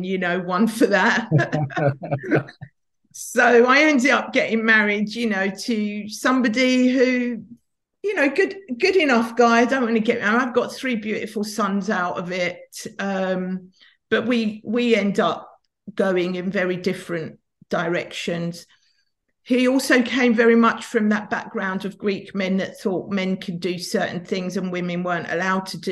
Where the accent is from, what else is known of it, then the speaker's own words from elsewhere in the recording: London, United Kingdom; I grew up in North London, in a bit of a kind of tough area of Tottenham